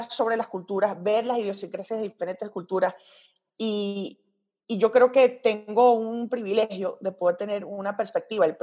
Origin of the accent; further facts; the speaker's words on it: Royal Leamington Spa, West Midlands, United Kingdom; born there; aunque yo no soy de Inglaterra, nací en Inglaterra y puedo burlarme del acento inglés porque lo puedo hacer gracias a que mis papás me tuvieron ahí.